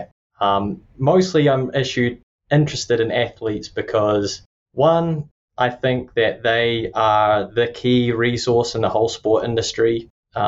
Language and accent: English; New Zealand; accent: Kiwi; moved away as an adult; also born or lived in Tallahassee, Florida / Lubbock, Texas; now in Florida, United States; I'm from Aotearoa or New Zealand